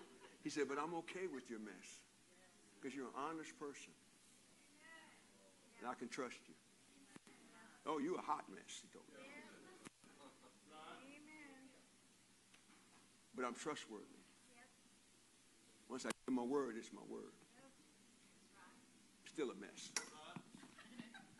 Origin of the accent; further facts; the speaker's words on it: Compton, California, United States; I grew up in Compton